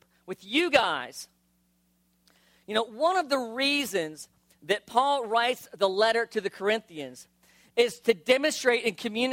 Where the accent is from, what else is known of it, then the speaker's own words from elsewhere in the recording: South Florida, United States; I grew up in South Florida